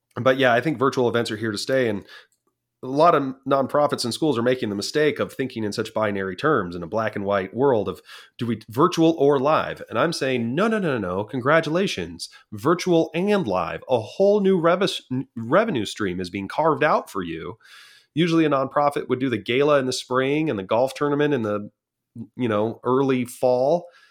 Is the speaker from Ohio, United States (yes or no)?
no; San Clemente, California, United States; California is my home. I grew up in the San Clemente, class of two thousand, San Clemente Tritons